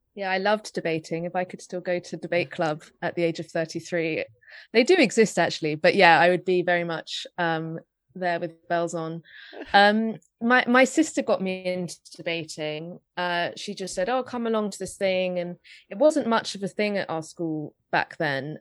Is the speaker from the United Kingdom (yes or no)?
yes; London, United Kingdom; I grew up in North London